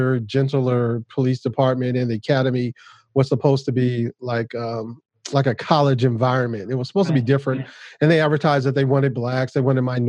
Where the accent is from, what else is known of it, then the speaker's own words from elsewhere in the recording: Los Angeles, California, United States; I grew up in Los Angeles. And, native Los Angeles. Most of my family is here